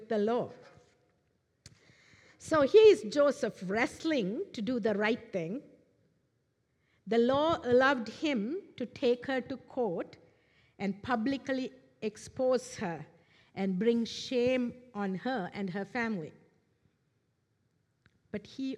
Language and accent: English; Sri Lanka; moved away; I am originally from Sri Lanka, an Eastern culture.